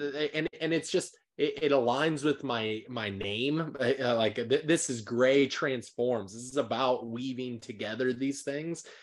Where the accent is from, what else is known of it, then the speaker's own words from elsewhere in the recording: Nebraska, Iowa area, Midwest, United States; moved away; I'm actually from the Midwest. I'm from, like, the heart of America